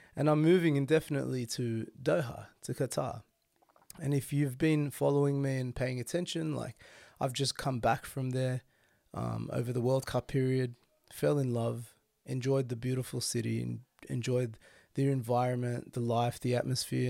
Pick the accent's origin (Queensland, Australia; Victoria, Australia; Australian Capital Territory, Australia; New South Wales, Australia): New South Wales, Australia; Sydney; Being born and bred in Sydney and raised in Sydney, this is my life